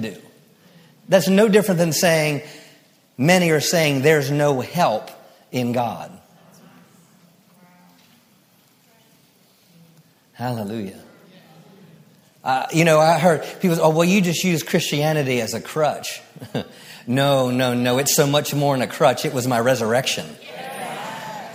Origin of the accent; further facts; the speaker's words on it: Maryland, United States; I grew up in Maryland